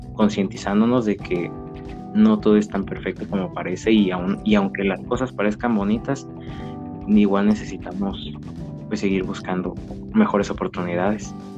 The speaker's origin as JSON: {"language": "Spanish", "country": "Mexico", "said": "como mexicanos"}